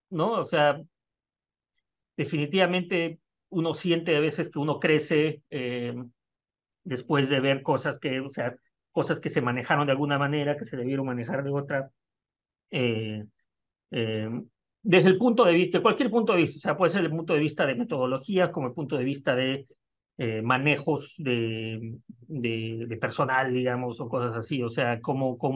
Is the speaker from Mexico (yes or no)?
no; Peru; moved away as an adult; salí de Perú en el 2003, estamos hablando ya de 20 años.